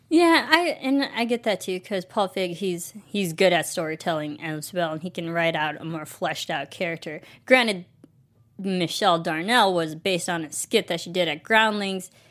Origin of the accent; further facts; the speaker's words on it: Illinois, United States; we're both from Illinois